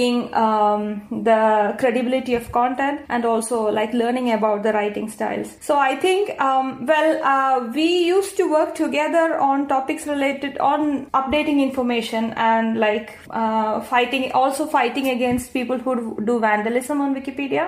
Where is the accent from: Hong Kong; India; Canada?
India; first language Malayalam; English is a second language; India, the country I come from